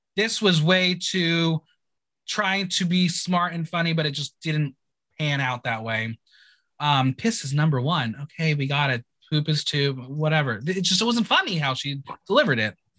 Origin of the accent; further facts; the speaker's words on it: United States; I'm an American